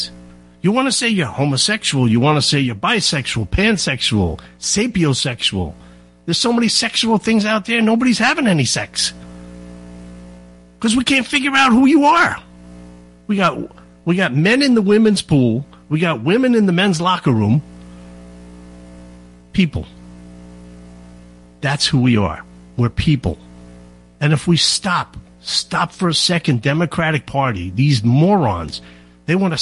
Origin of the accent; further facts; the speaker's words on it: South Shore, Long Island, New York, United States; I grew up on the South Shore